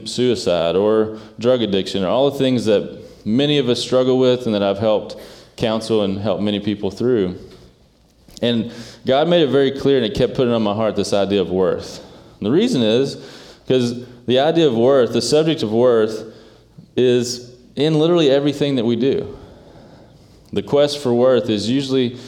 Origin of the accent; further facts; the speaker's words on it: Eastern Kentucky, United States; moved away; I grew up in an area called Eastern Kentucky